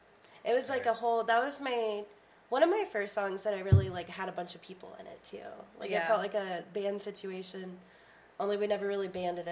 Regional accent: Garland, Texas, United States; moved away as an adult; also born or lived in Dallas / Bedford / Fort Worth; So, I am from Garland. I was born in Dallas, and I grew up in Garland, right outside of Dallas. I moved to the Bedford area, maybe like 2017, and just kind of been hopping around the Fort Worth area for the most part.

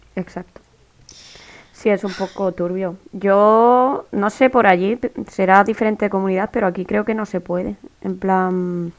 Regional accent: Region of Murcia, Spain; soy de Murcia

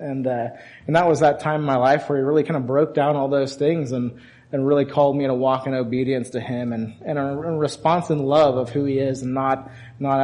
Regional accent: Edmond, Oklahoma, United States; moved away as an adult; also born or lived in Illinois; I grew up in Edmond, Oklahoma

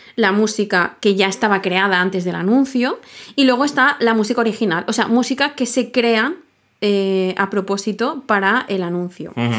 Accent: Sitges, Catalonia, Spain; yo soy de Sitges

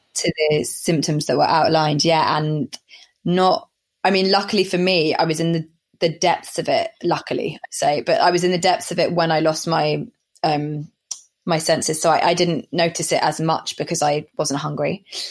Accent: Somerset, South West England, United Kingdom; now in London, United Kingdom; I grew up in Somerset

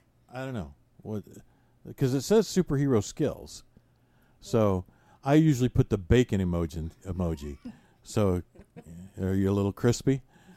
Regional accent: Michigan, United States; So I'm from Michigan. I say you guys.

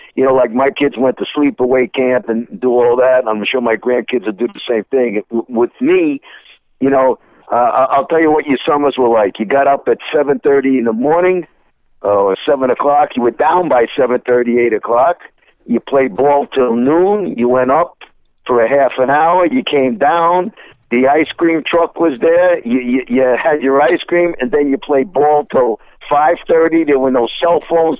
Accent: New York City, New York, United States; also born or lived in Bronx, New York / Montreal, Canada; I was born in the Bronx, but really raised. I consider myself a Brooklynite. Pretty, you know, all my formative years were raised in Brooklyn, Sheepshead Bay area of Brooklyn

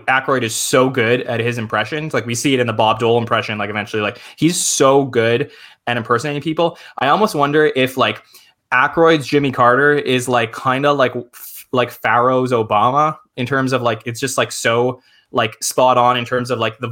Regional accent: Canada; I'm Canadian

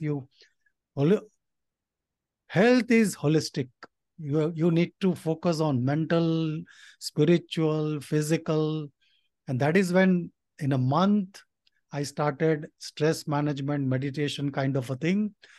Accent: India; my dad came to India from Nepal. So he was a migrant and, uh, I was born in India

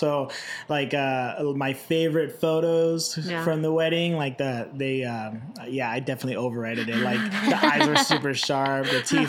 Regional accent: Indio, California, United States; growing up in Indio

